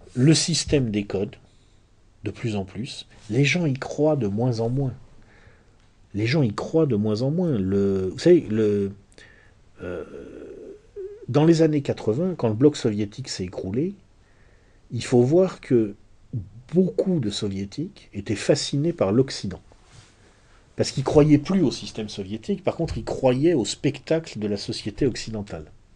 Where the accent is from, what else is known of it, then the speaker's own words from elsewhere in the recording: France; chez nous en France